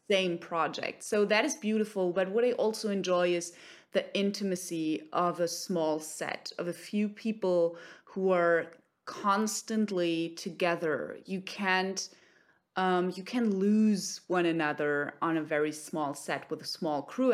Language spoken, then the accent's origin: English; Germany; also born or lived in Cologne, Germany; I'm based in Cologne, Germany